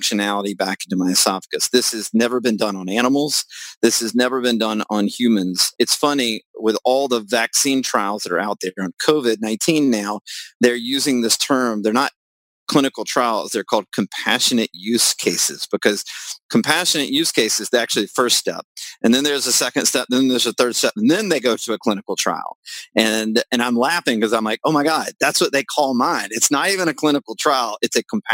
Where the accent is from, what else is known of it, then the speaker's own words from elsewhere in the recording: the South, United States; I'm from the South